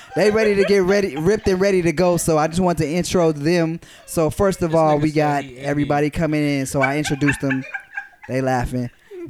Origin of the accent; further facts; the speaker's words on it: Gardena, California, United States; We are in Gardena, California, the lovely, beautiful, shout out to Gardena High School, which I went to, shout out to 2000, that's right, Panthers